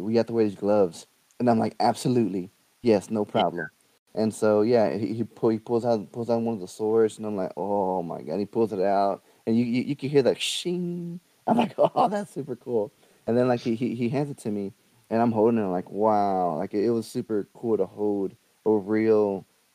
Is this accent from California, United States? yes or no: no; Texas, United States; I'm from Texas.